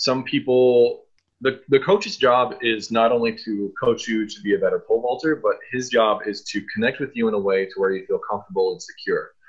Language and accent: English; Kansas City, Missouri, United States; born or raised there